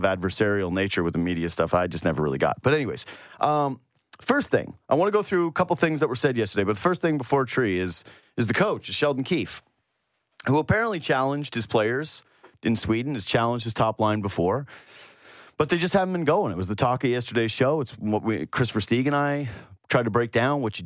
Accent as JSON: {"language": "English", "region": "Yukon", "country": "Canada", "moved": "yes", "lives_now": "Toronto, Canada", "said": "I am from the Yukon. I have some pride. I have some Yukon pride."}